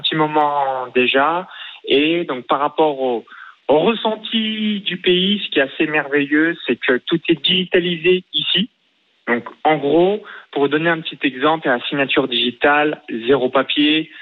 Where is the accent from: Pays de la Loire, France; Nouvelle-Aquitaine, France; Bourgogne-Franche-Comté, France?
Bourgogne-Franche-Comté, France; near Chalon-sur-Saône; moved away as an adult; now in Tallinn, Estonia; j'ai grandi dans un petit village de moins de 100 habitants à 20 km de Chalon-sur-Saône